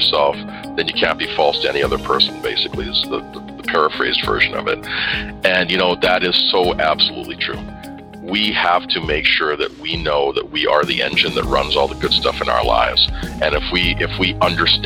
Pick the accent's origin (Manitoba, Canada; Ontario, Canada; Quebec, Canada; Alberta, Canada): Alberta, Canada; Edmonton; also born or lived in Antigua; I grew up in Edmonton and, lived here most of my life